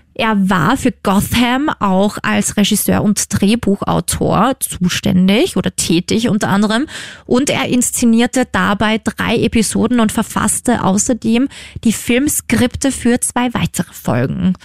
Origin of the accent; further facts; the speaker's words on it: Upper Austria, Austria; Das ist ja gleich quasi in meiner Heimat